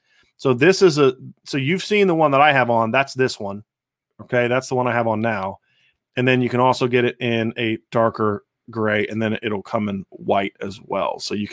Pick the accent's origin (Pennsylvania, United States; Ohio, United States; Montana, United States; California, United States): Ohio, United States; Lima; moved away; I always do every time I'm back home. I grew up in Lima.